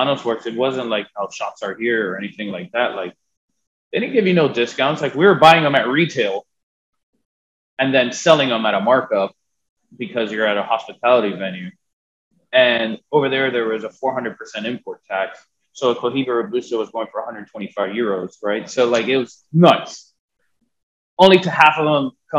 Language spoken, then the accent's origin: English; Miami, Florida, United States; born and raised in Miami